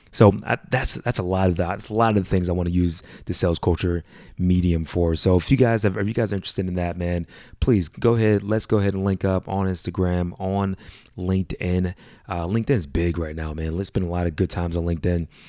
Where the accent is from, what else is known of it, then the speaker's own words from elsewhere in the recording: Pittsburgh, Pennsylvania, United States; moved away; being born and raised in Pittsburgh